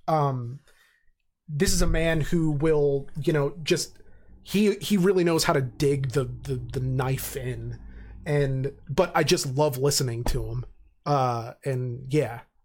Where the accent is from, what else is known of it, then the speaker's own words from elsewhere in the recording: Reading, Pennsylvania, United States; I love my hometown, I do, but I'm under no pretensions that it's actually this great place. Um, and, you know, 'cause obviously I grew up there